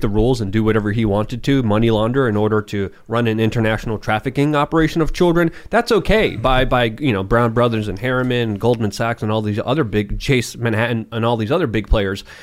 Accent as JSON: {"language": "English", "country": "Poland", "tie": "born or raised there", "also_born_or_lived": "New Hampshire", "second_language": "English", "moved": "yes", "said": "I was born and raised in Poland"}